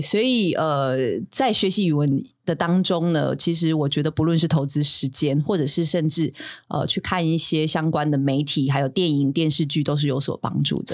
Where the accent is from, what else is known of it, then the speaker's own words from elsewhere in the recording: Tainan, Taiwan; first language Taiwanese Hokkien; Chinese is a second language; moved away as an adult; now in Taipei, Taiwan; 台语是我的母语，我是一个架杠的台南人，然后我在台南出生，所以supposedly我应该讲很好的台，台语